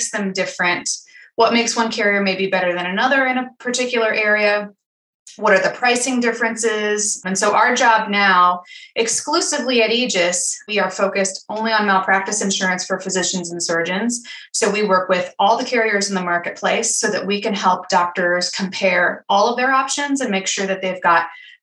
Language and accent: English; Fort Wayne, Indiana, United States; my hometown of Fort Wayne, Indiana